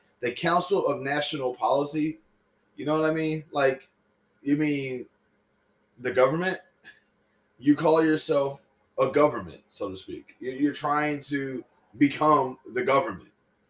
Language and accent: English; Southern United States, United States; And I'm Southern, you know, I'm from the South, you know what I'm saying?